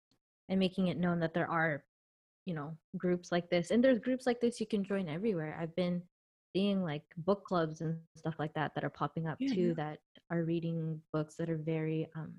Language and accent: English; Canada; growing up in Canada, I'm Canadian. Like, I've only ever thought about myself as being Canadian until I got older and realized, like, I'm probably more Filipino than I am Canadian.